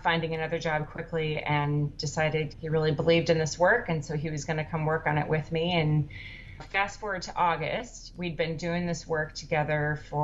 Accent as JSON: {"language": "English", "town": "Minneapolis", "region": "Minnesota", "country": "United States", "also_born_or_lived": "Oakland, California", "moved": "as an adult", "lives_now": "South Hamilton, Massachusetts, United States", "said": "I'm from Minneapolis originally, but we've been in Oakland for 16 years"}